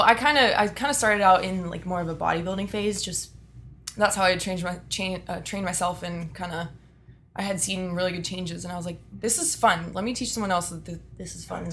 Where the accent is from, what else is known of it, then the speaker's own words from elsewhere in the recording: Austin, Texas, United States; born and raised in Austin, Texas.